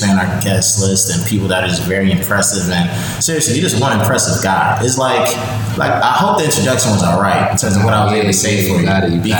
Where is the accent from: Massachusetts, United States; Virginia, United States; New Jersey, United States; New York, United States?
New York, United States; Yonkers; also born or lived in New Rochelle, New York / White Plains, New York; I was raised in Westchester. I lived in different parts of Westchester. So I lived the first 12 years of my life, you know, in South Yonkers